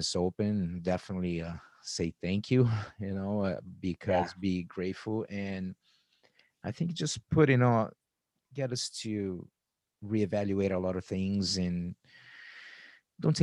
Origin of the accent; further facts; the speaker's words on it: Arizona, United States; I am also from Arizona